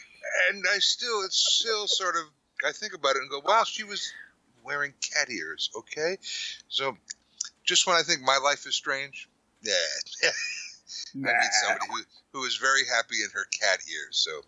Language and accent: English; New York, United States; now in Westchester, United States; I'm from New York